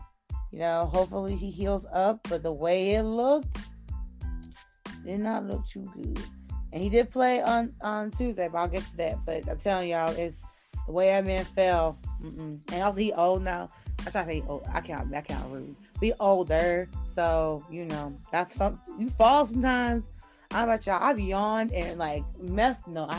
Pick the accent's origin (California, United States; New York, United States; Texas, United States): New York, United States; New York City; even though I'm a New Yorker